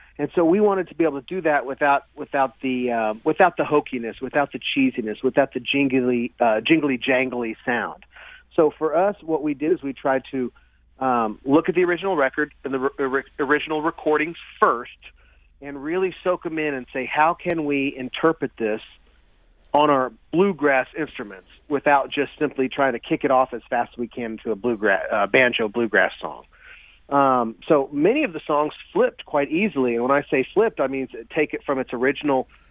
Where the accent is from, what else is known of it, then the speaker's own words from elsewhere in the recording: Springfield, Missouri, United States; we're from Springfield, so St. Louis is close to the hometown as we can get